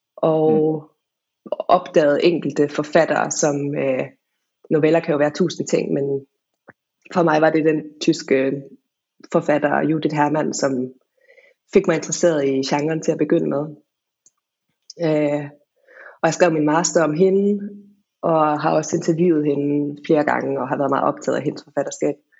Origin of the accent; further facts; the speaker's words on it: Denmark; also born or lived in England / Wales; der, hvor jeg er fra